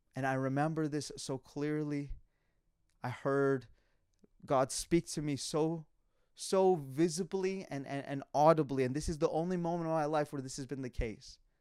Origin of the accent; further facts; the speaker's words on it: Calgary, Alberta, Canada; moved away; I was born and raised in Calgary, Alberta